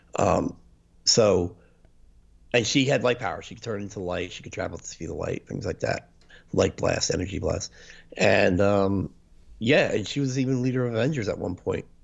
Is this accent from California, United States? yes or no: no; New Jersey, United States; we're both from New Jersey